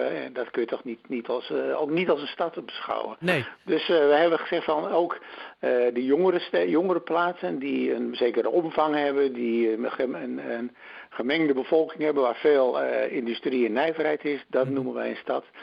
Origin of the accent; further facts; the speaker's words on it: Drenthe, Netherlands; bij ons in Drenthe